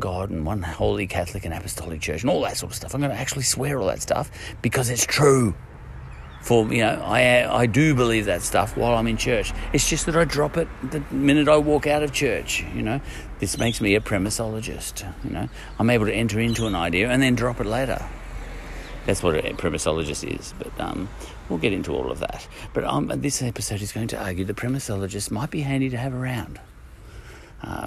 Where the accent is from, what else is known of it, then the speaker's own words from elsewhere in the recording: Australia; We come from Australia